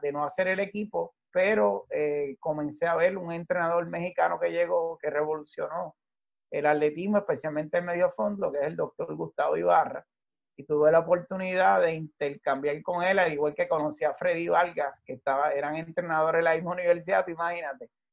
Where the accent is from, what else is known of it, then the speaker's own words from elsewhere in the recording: Levittown, Puerto Rico; en la urbanización que yo me crié en Levitown, un suburbio